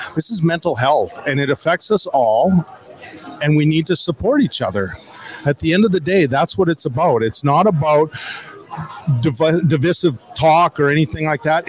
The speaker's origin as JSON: {"language": "English", "town": "Swift Current", "region": "Saskatchewan", "country": "Canada", "tie": "born or raised there", "said": "I was born in Swift Current"}